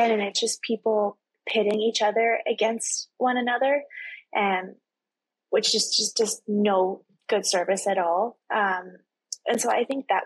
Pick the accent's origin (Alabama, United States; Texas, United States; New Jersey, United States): Texas, United States; I'm from Texas